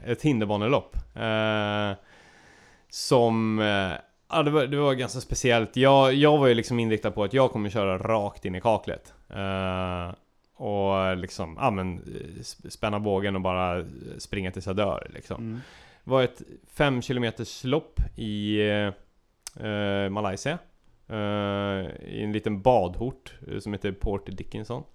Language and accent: Swedish; Sweden; jag var eh, gäst från Sverige